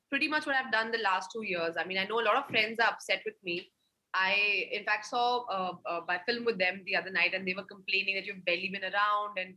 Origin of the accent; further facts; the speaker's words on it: India; As an Indian, why should it be like, oh, this is a South film and this is a North film and this is a this film and a that film?